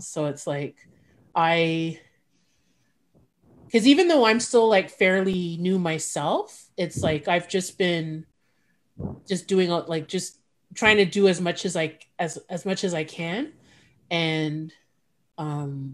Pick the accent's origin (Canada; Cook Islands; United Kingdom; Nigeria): Canada; Montreal, Quebec; now in Ottawa, Canada; I'm from Montreal, so I stayed at my sister's house.